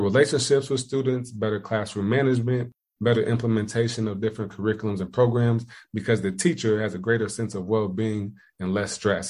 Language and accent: English; Indiana, United States; moved away as an adult; also born or lived in Ohio; now in South Carolina, United States; I'm from Indiana, went to school in Ohio, moved down to South Carolina